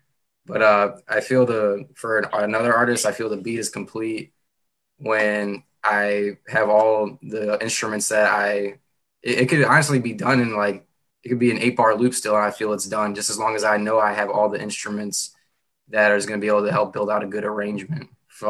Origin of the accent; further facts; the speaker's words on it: St. Louis, Missouri, United States; I'm from St. Louis, Missouri, and I've been producing now for 2 years.